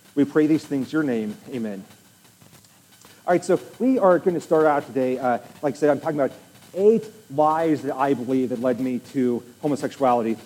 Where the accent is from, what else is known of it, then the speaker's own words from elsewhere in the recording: Nebraska, United States; I'm from Nebraska